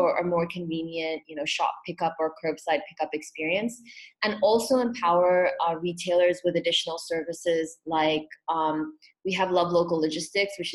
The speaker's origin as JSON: {"language": "English", "country": "Hong Kong", "tie": "born or raised there", "also_born_or_lived": "Pune, India", "said": "I was born in Pune, and when I was about between eight and nine, my family ended up moving to Hong Kong."}